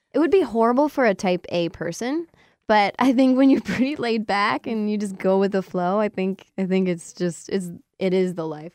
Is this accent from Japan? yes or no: no; Windsor, Ontario, Canada; moved away; back in my hometown, Windsor